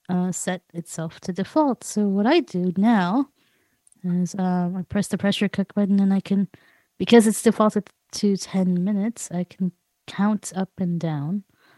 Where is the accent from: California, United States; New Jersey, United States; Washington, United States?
California, United States; Los Angeles; from Los Angeles, California.